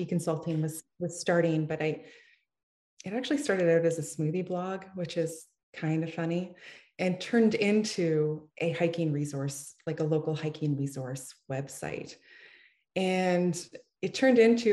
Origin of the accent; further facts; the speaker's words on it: Ottawa, Ontario, Canada; I am from Ottawa, Ontario, Canada, and I grew up in a small town.